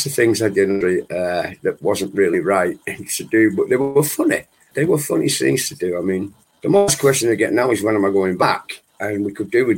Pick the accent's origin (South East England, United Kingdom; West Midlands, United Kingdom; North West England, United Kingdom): North West England, United Kingdom; Manchester; moved away as an adult; now in Wales, United Kingdom; I was born in Manchester.